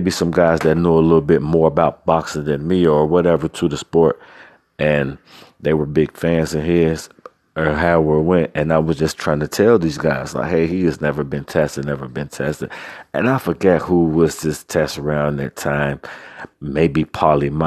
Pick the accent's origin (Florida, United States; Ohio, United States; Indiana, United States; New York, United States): Ohio, United States; Cincinnati; I'm from Cincinnati, Ohio